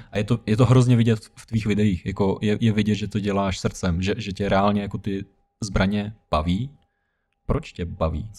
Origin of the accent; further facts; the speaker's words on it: Ukraine; now in Czech Republic; pocházím z Ukrajiny